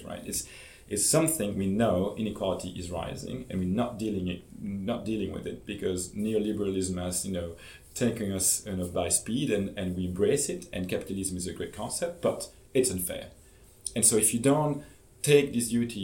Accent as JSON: {"language": "English", "country": "Belgium", "said": "I'm from Belgium"}